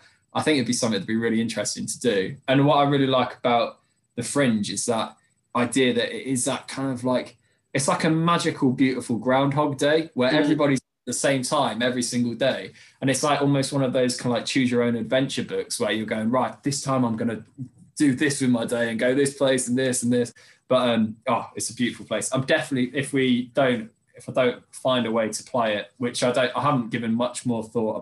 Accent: Derby, East Midlands, United Kingdom; moved away as an adult; also born or lived in Norwich / Colchester; we're from the Derby in the Midlands, and I'd moved down to Colchester a few years ago.

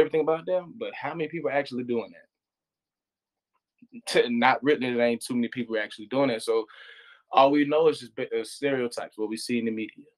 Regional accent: United States; me being American

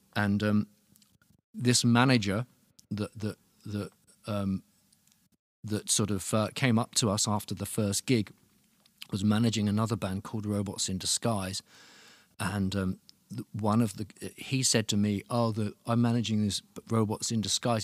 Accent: Luton, East of England, United Kingdom; moved away as an adult; now in Berlin, Germany; I'm from Luton, which is, which is, like, just outside London.

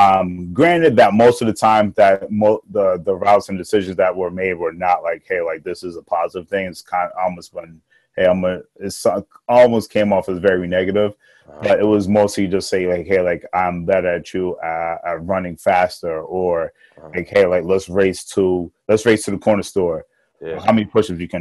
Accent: Irvington, New Jersey, United States; also born or lived in Newark / Brooklyn; Born in Newark, I grew up in Irvington

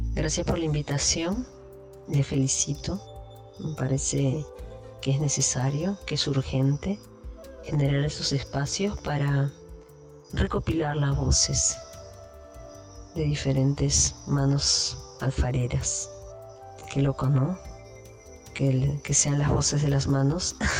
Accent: Lima, Peru; now in Manglar Alto, Ecuador; vivo en Ecuador, en Manglar Alto, en una playa, en un pueblo de la costa ecuatoriana, pero nací en Perú, soy peruana, nací en Lima

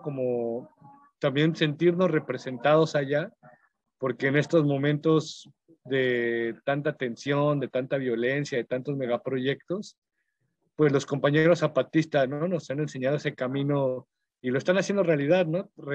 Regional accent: Mexico; nos toca a todas las personas como mexicanos

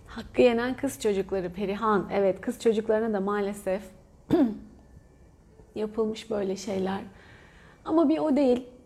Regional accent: Antalya, Turkey; moved away; Ben Antalyalıyım

